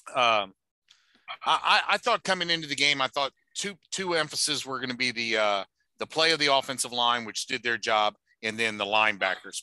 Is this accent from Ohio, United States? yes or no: no; New Orleans, Louisiana, United States; moved away as an adult; now in Indianapolis, United States; I'm from New Orleans